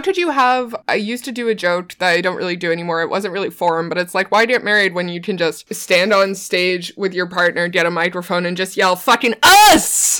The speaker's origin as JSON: {"language": "English", "region": "Newfoundland and Labrador", "country": "Canada", "said": "I'm from Newfoundland"}